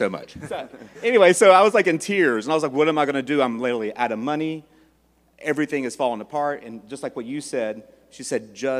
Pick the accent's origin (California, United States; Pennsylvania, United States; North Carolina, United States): North Carolina, United States; Charlotte; moved away as an adult; I am from Charlotte, North Carolina